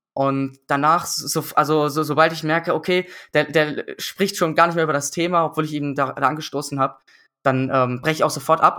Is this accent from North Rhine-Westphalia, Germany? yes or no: yes; Düsseldorf, North Rhine-Westphalia, Germany; ich bin in Düsseldorf dann aufgewachsen